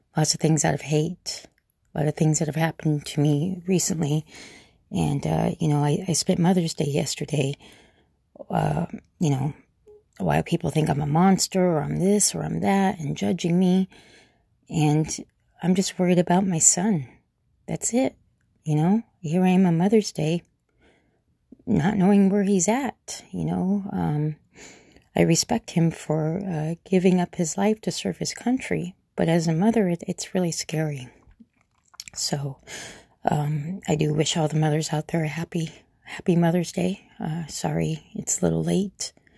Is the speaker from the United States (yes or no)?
yes; Gilbert, Arizona, United States; I grew up in Gilbert, uh, it was a one-horse town